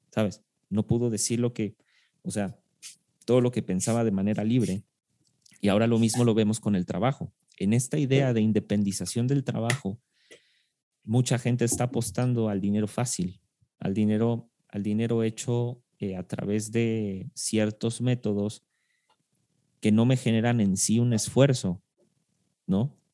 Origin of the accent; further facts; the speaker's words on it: Argentina; argentino argentino. Soy argentino.